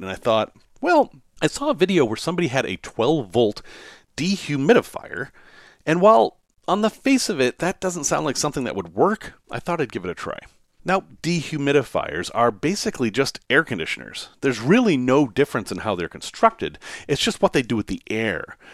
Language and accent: English; Salem, Massachusetts, United States; I grew up in Salem, Massachusetts, and I grew up in a section of Salem, Massachusetts called Witchcraft Heights